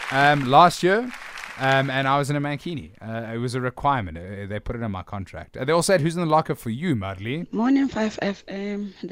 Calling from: Cape Town, Western Cape, South Africa; I'm listening from Cape Town, guys.

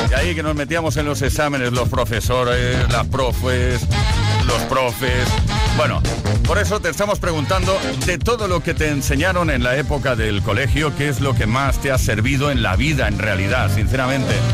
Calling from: La Rioja, Spain; de La Rioja.

